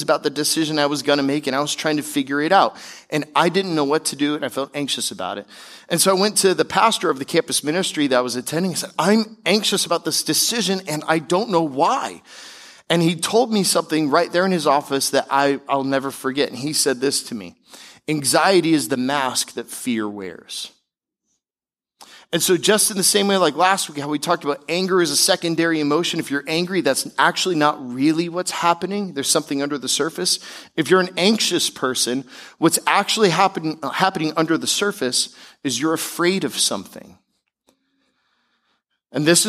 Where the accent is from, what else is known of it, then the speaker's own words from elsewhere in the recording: Tampa, Florida, United States; also born or lived in Seattle, Washington / Denver, Colorado; now in South Florida, United States; we eventually moved to Tampa, Florida, where I grew up and spent most of my childhood